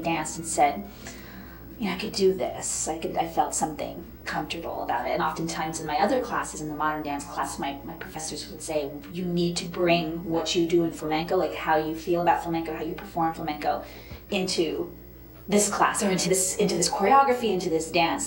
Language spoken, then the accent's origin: English; Poughkeepsie, New York, United States; moved away as an adult; also born or lived in Rhinebeck, New York / Spain; I was born in Rhinebeck, New York, and I grew up in the Hudson Valley, primarily in um, the suburbs of Poughkeepsie.